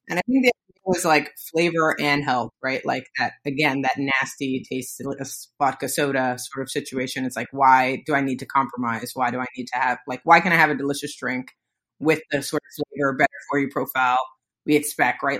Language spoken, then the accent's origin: English; New York City, New York, United States; I am a New Yorker, grew up in the Bronx